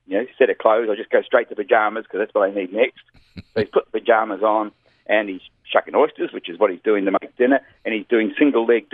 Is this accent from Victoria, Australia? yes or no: yes; Melbourne, Victoria, Australia; also born or lived in New Zealand; Melbourne, Australia, which is my hometown.